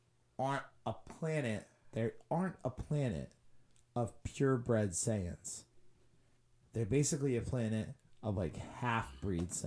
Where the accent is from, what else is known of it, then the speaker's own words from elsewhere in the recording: Rhode Island, United States; we're from Rhode Island.